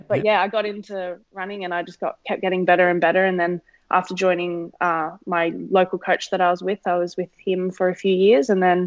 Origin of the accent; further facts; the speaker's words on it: Canberra, Australian Capital Territory, Australia; Yeah, I grew up in Canberra. Okay. Born here.